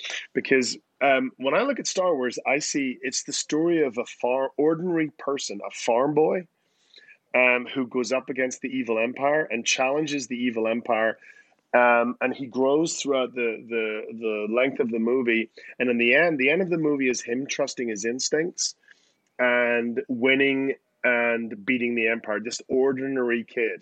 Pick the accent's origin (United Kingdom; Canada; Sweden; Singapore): United Kingdom; Belfast, Northern Ireland; now in New York, United States; I'm from Belfast